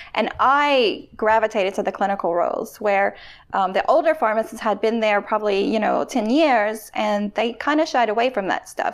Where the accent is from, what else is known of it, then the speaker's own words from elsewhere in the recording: Louisiana, United States; I'm from Louisiana